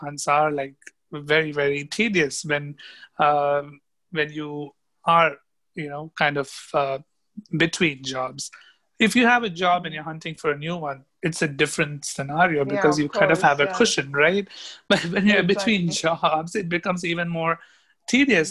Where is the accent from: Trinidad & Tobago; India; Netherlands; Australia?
India; also born or lived in New York, United States / Minnesota, United States; suddenly I found myself packing my bags to go back to India. And when I came back home